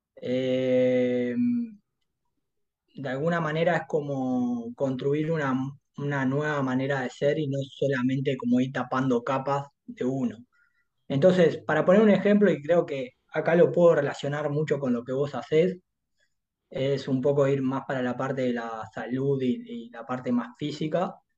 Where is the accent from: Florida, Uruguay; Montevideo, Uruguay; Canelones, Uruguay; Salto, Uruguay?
Montevideo, Uruguay; also born or lived in Durazno, Uruguay; soy de acá, de Montevideo. Si bien mi infancia la, digamos, la viví hasta los seis años en Durazno, soy acá.